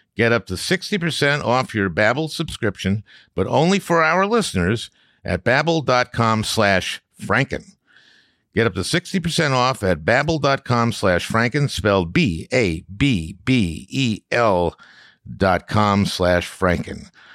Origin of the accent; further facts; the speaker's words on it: St. Louis Park, Minnesota, United States; I, um, grew up in Saint Louis Park, Minnesota, which is a suburb